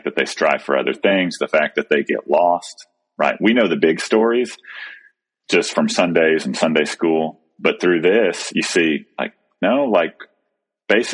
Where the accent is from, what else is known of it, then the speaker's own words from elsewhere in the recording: Texas, United States; moved away; we moved to a new place that's my hometown, but my boys have never lived here